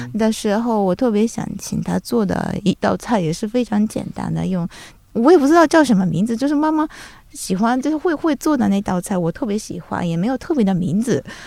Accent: Japan; Chinese is a second language; moved away; 我们日本人

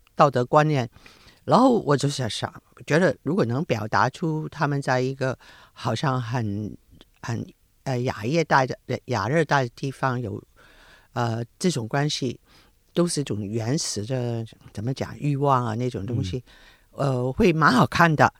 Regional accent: Hong Kong; 我是香港人了，而且嗯。对香港很有归属感

